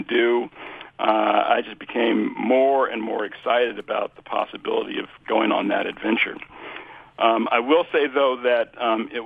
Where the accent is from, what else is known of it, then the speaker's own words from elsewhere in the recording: Kansas, United States; Born in Kansas